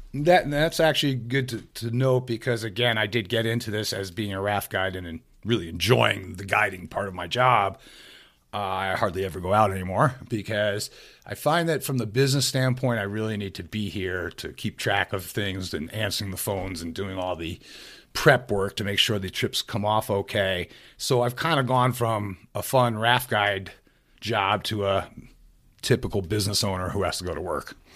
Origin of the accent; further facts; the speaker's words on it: New York City, New York, United States; moved away as an adult; also born or lived in Adirondacks, upstate New York; now in upstate New York, United States; I'm from the New York City area